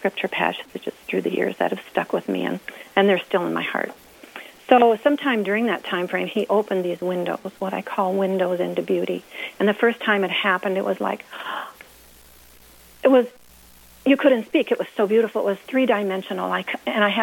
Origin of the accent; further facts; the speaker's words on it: about 30 miles south of St. Louis, Missouri, United States; moved away as an adult; also born or lived in Leavenworth, Kansas; I was born and raised in Missouri, about 30 miles south of St. Louis